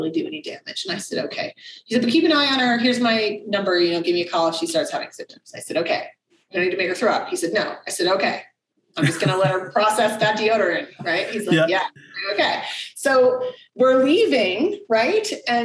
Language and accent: English; United States; moved away; also born or lived in Czech Republic; as an American